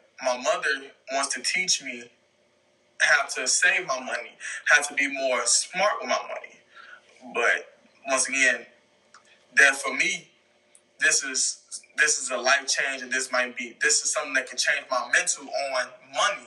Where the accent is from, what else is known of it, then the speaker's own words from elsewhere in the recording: south suburbs of Chicago, Illinois, United States; I was born in Chicago, but I was raised in the south suburbs of Chicago